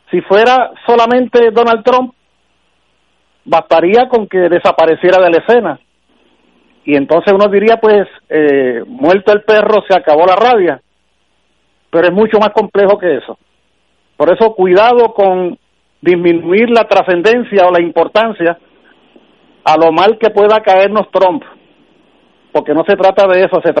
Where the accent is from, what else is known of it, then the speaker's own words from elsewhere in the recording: Puerto Rico; Reconozco que como muchos puertorriqueños y puertorriqueñas